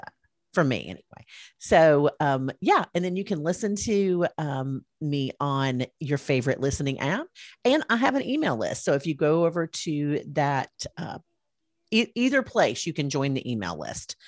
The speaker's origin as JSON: {"language": "English", "region": "Alabama", "country": "United States", "said": "they all knew I was from Alabama"}